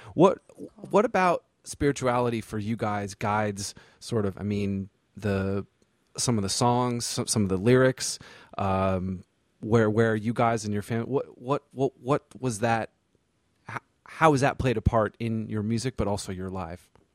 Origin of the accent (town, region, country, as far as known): Vermont, United States; born or raised there; moved away as an adult; also born or lived in the South (US)